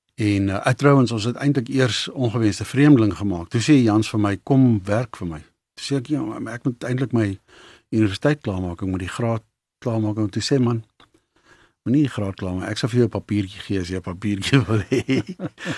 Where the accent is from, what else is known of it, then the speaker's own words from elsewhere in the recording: Johannesburg, Gauteng, South Africa; also born or lived in Bezuidenhout Valley, Johannesburg; ek is gebore daar in Best Valley se wêreld en daar gebly vir lank en toe trek ons toe ek skool toe gaan. Ehm um, Linden toe en dis waar ek groot geword het in in Linden